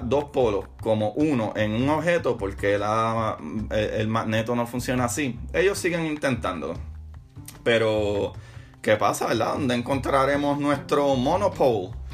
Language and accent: Spanish; Puerto Rico; moved away; extraño la fiesta en mi país, en Puerto Rico